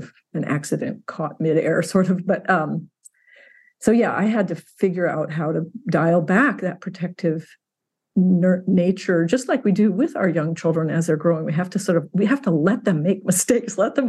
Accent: Indiana, United States; moved away as an adult; also born or lived in Alaska; now in Washington, United States; I grew up in Indiana

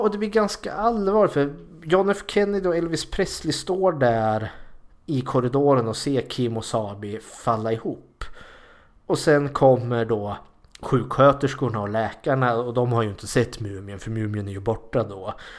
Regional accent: Sweden; samma militärkultur här i Sverige

